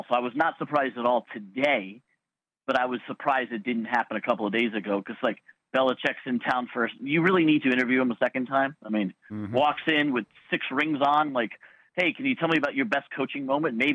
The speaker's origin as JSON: {"language": "English", "town": "Miami", "region": "Florida", "country": "United States", "tie": "born or raised there", "said": "my hometown in Miami"}